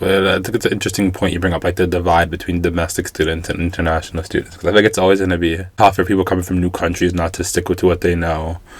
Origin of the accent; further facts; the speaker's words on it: New York City, New York, United States; I grew up in New York City, which is like one of the most diverse places ever